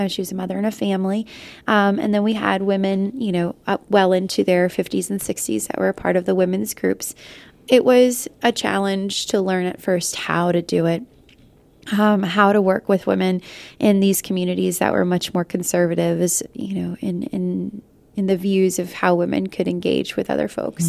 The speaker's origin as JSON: {"language": "English", "country": "United States", "first_language": "Spanish", "second_language": "English", "said": "trying to find my identity as a, as a Lat-, Latino woman, but also as an American"}